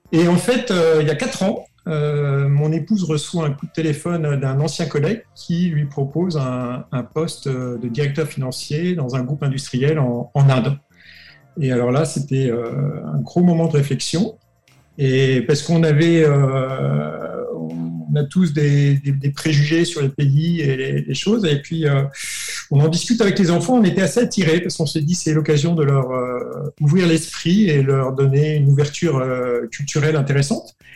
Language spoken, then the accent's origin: French; Brittany, France; also born or lived in Grenoble; je tiens mon origine bretonne. Quand on me dit qui es-tu Je dis je suis breton.